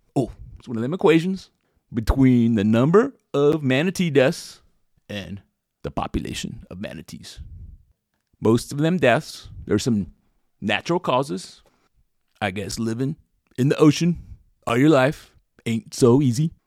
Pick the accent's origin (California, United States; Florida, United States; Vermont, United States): Florida, United States; when I was growing up in Florida